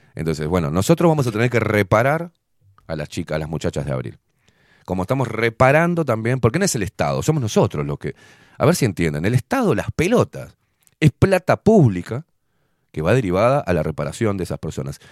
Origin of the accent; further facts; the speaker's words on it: Montevideo, Uruguay; yo también aporto como montevideano